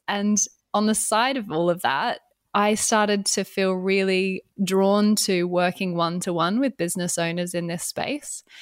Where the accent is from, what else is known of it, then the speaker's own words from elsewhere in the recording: Australia; moved away as an adult; now in London, United Kingdom; I am Australian and I moved to the U K seven years ago